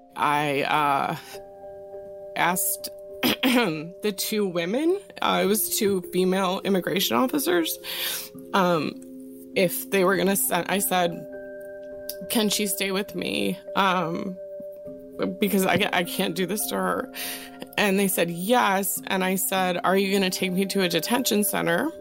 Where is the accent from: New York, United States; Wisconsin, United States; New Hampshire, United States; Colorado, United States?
Wisconsin, United States; I was born and raised in Wisconsin, and I am of Irish Italian ancestry